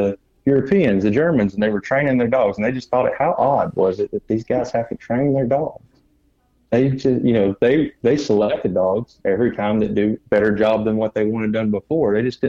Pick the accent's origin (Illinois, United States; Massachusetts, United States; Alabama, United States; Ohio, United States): Alabama, United States; I thank God I had that background growing up in Northeast Alabama